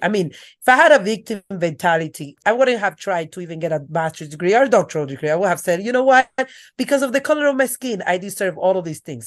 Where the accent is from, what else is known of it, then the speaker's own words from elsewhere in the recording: Dominican Republic; accent: thick accent; English is a second language; moved away; I grew up in the Dominican Republic with my grandmother.